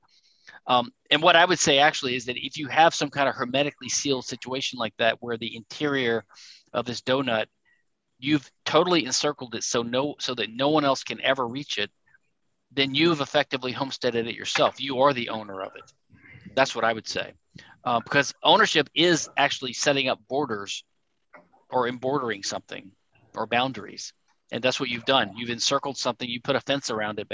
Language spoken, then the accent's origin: English; Louisiana, United States; Louisiana, I'm from Louisiana